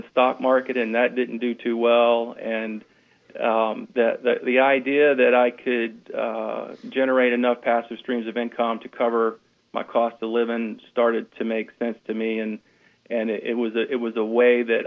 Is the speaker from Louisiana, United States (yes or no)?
yes; Louisiana, United States; moved away as an adult; now in Houston, United States; Stephanie and I, we're originally from Louisiana